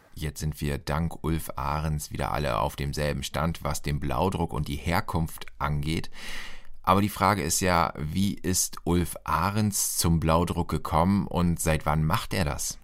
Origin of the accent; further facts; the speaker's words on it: Lower Saxony, Germany; Ich bin in Niedersachsen aufgewachsen